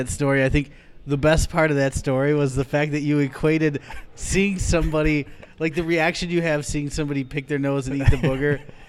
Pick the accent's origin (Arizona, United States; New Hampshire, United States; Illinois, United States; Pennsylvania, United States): Illinois, United States; Rockford; I'm from Rockford